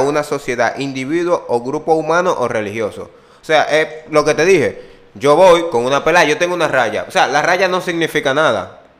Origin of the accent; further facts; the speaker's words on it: Dominican Republic; somos dominicanos